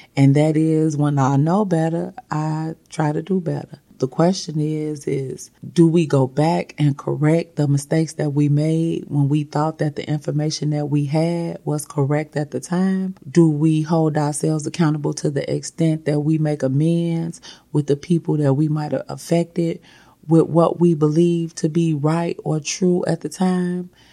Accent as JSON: {"language": "English", "country": "United States", "tie": "born or raised there", "said": "I was born in America"}